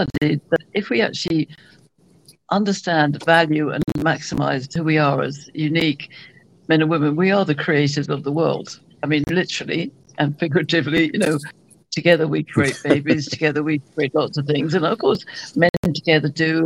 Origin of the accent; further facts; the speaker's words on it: United Kingdom; now in Las Vegas, United States; Usually I'm in Las Vegas, but I am British, so I'm in my homeland this week